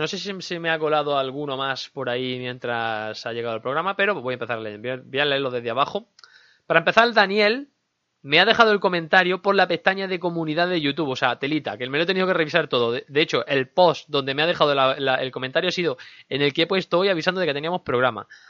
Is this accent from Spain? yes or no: yes; Andalusia, Spain; todos somos andaluces